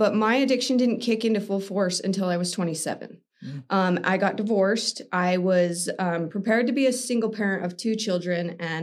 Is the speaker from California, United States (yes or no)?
no; Utah, United States; I was born and raised Utah County